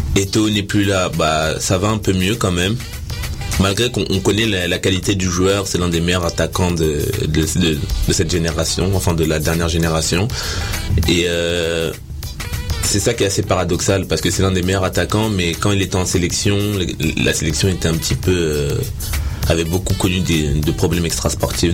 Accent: DR Congo; on est des Congolais

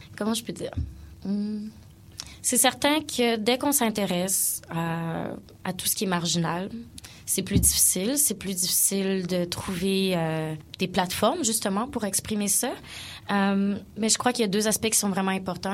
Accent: Quebec, Canada; also born or lived in South Africa; ici, bon, on est à Montréal, donc, je suis francophone, je suis québécoise

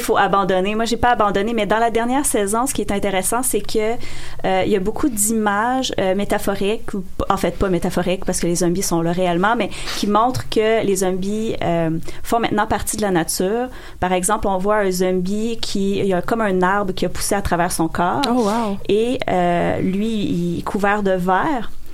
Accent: rural Quebec, Canada; j'ai grandi en région.

